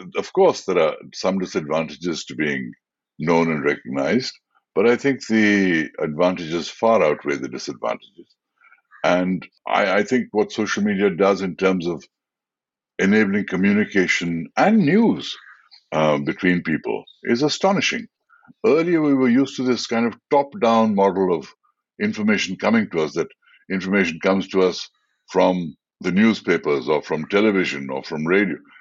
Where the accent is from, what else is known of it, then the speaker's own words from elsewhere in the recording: India; I was the first Indian actor